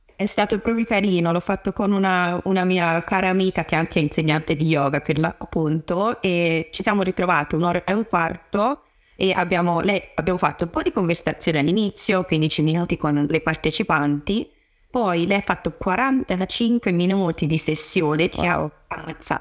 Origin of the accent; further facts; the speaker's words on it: Tuscany, Italy; moved away as an adult; now in London, United Kingdom; sono toscana